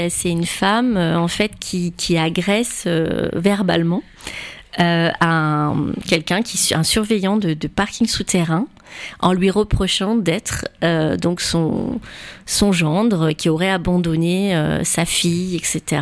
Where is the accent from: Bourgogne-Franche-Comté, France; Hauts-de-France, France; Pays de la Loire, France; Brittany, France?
Hauts-de-France, France; Roubaix; also born or lived in Loire; now in Tours, France; je suis rentrée en sixième à Roubaix.